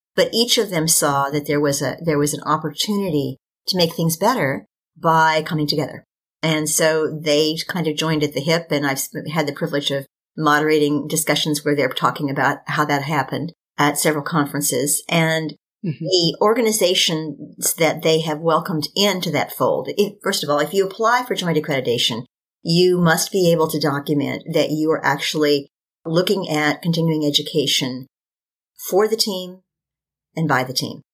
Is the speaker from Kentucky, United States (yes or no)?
yes; Kentucky, United States; the University of Kentucky School of Medicine. It's my home state.